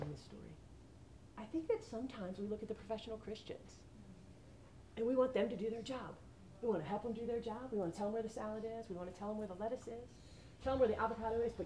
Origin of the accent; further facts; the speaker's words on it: New Jersey, United States; moved away as an adult; also born or lived in Atlanta; now in Birmingham, United States; I'm from New Jersey